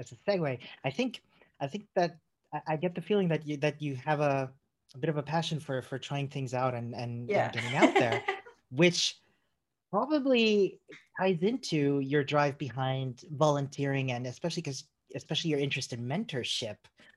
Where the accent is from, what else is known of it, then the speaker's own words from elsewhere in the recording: Chile; moved away; I'm originally from Chile